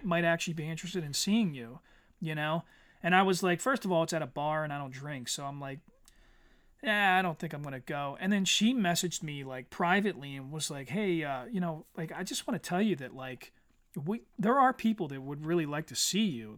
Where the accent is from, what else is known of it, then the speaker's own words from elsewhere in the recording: Eddystone, Pennsylvania, United States; also born or lived in Norwood, Pennsylvania; I grew up in Eddystone, and, and Eddystone in the nineties